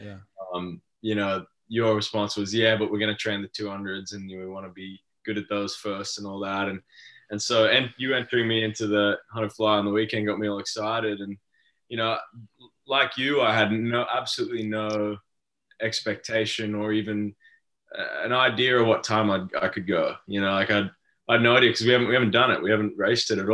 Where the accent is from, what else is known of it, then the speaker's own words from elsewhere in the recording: Australia; being Australian